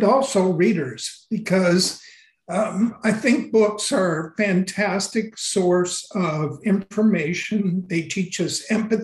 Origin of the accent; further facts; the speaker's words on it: the Northwest, Pacific Northwest, United States; also born or lived in Washington; now in California, United States; growing up in the Northwest, but even after I moved to California